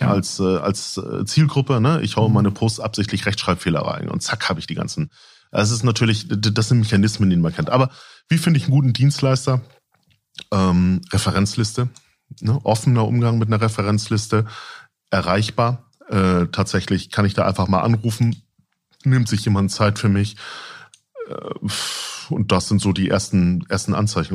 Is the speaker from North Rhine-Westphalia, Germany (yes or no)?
no; Lübeck, Schleswig-Holstein, Germany; Ich bin äh, eigentlich gebürtiger Lübecker